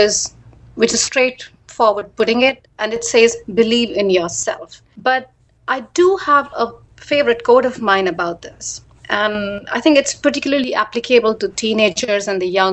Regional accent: India; moved away as an adult; also born or lived in United States / Washington, D.C.; now in Singapore; I was born in India a very long time ago, and I lived there until my early 20s

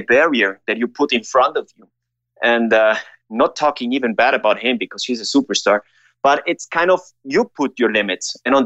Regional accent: Ecuador; I grew up here in Ecuador

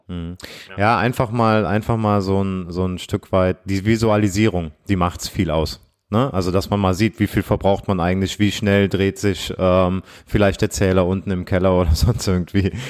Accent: Aachen, North Rhine-Westphalia, Germany; ich komme ja aus Aachen

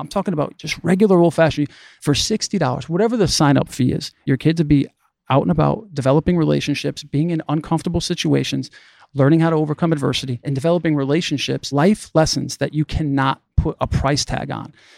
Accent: Waterbury, Connecticut, United States; I was born and raised in the Northeast in Waterbury, Connecticut

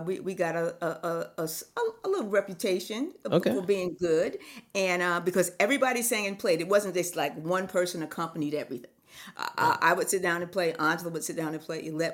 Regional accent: Newark, New Jersey, United States; I grew up in New Jersey, in Newark, New Jersey

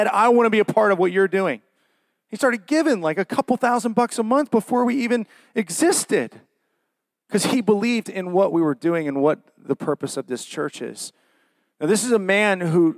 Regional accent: Worthington, Ohio, United States; also born or lived in Dublin, Ohio; I'm from Worthington and grew up just on the edge of Worthington and Dublin.

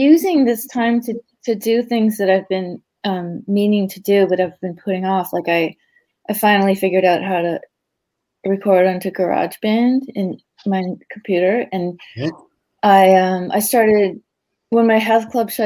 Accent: South Shore, Massachusetts, United States; also born or lived in Maine / New York / Los Angeles; now in Cambridge, United States; I grew up on the South Shore. I was born in Maine.

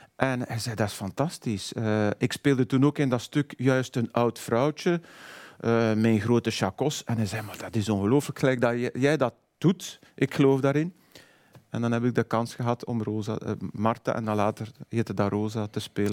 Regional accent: Waarschoot, Flanders, Belgium; ik ben van Warham, dus dat soort types als Willy Nasus ken ik, want dat zijn mensen uit mijn jeugd.

